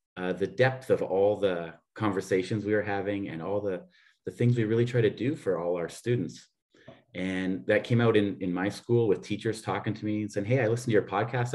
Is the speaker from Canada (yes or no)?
yes; Canada; moved away as an adult; now in Vienna, Austria; I'm a Canadian uh, living here in Austria. Um, for 22 years now